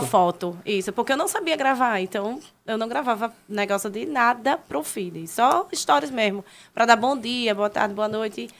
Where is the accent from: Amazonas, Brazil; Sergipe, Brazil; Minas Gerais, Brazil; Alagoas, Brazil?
Alagoas, Brazil; Maceió; moved away as an adult; eu sou de Maceió, Alagoas